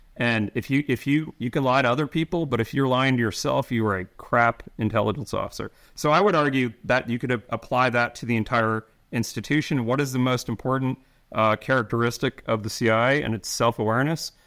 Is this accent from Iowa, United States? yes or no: no; New York, United States; I'm from New York